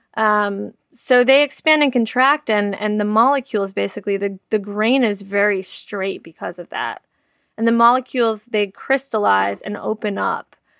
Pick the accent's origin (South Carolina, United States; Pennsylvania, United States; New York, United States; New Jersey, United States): New Jersey, United States; Hazlet; also born or lived in East Windsor, New Jersey; I grew up in Hazlitt, New Jersey, and then I lived in East Windsor, New Jersey for a while